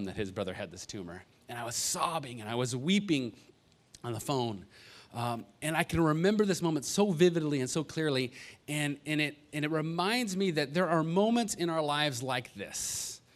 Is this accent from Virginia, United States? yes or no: no; Los Angeles, California, United States; I grew up out here, I grew up in the Valley